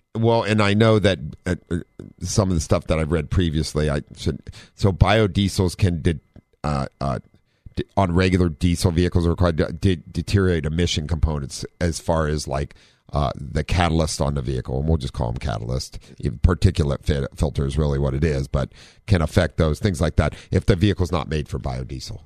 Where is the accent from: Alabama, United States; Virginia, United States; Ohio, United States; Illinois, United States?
Ohio, United States; now in San Diego, United States; we're from Ohio